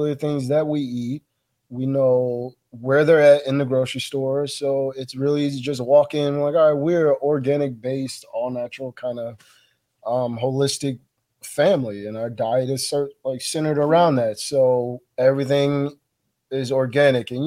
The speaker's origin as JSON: {"language": "English", "town": "Chicago", "region": "Illinois", "country": "United States", "tie": "born or raised there", "moved": "yes"}